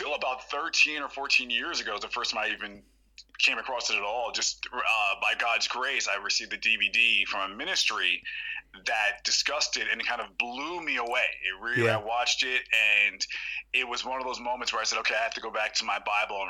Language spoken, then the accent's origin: English; New York City, New York, United States; I was born in New York City in the Bronx, New York